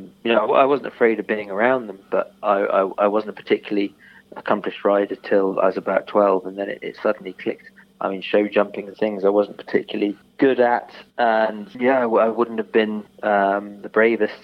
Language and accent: English; United Kingdom; I was brought up in the Cotswolds